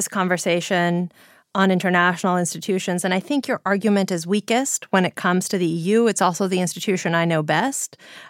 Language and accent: English; Greece; I'm from Greece